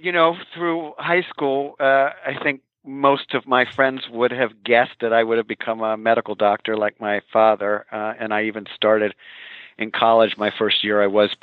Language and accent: English; Baltimore, Maryland, United States; moved away as an adult; I'm from Baltimore, Maryland.